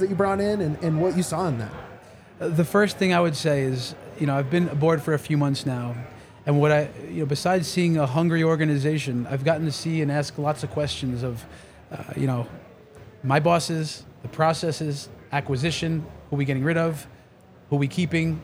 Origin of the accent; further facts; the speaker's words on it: New York, United States; I'm from New York